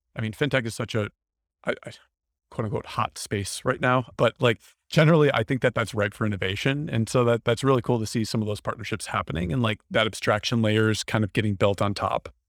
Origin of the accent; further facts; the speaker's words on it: Wisconsin, United States; I'm from Wisconsin.